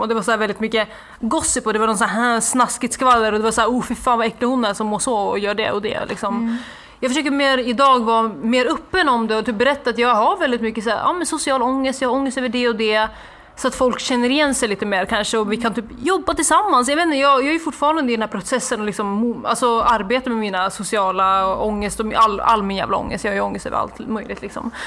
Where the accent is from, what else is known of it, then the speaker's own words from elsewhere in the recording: Norrland, Sweden; min hemstad för det var en liten så här, håla i Norrland